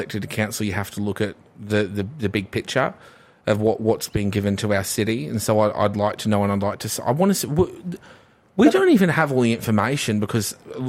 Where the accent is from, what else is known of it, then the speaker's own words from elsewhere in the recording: Redbank Plains, Queensland, Australia; Redbank Plains feels like I'm from Redbank Plains, and we feel like we don't get anything.